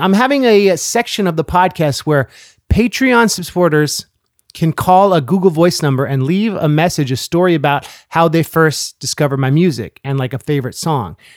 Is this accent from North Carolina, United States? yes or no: no; California, United States; moved away; growing up in California